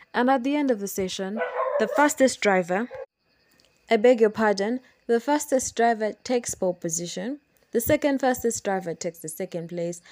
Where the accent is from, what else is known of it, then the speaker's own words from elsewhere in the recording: Kampala, Central Region, Uganda; As you know, I am from Uganda. I'm from Kampala, Uganda